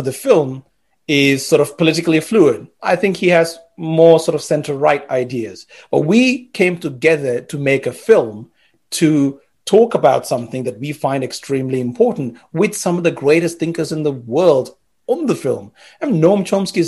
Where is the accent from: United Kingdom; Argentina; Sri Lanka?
Sri Lanka; moved away as an adult; So growing up in Sri Lanka, when you're growing up there